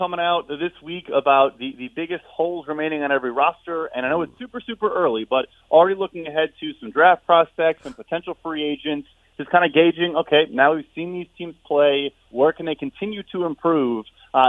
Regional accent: Chicago, Illinois, United States; now in New York, United States; I would say I'm lucky that I'm from Chicago, but I'm not sure I am lucky.

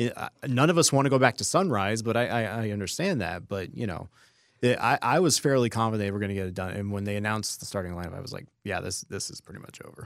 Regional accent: Las Vegas, Nevada, United States; I'm still born and raised Las Vegas.

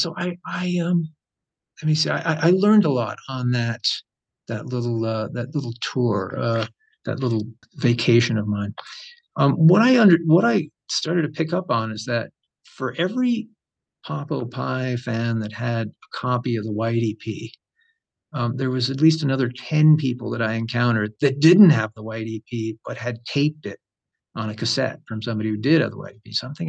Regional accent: United States; moved away as an adult; also born or lived in New Jersey / San Francisco; I grew up around New York City.

